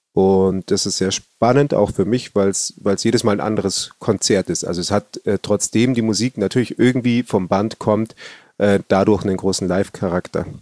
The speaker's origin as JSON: {"language": "German", "region": "Bavaria", "country": "Germany", "said": "bei uns in Bayern"}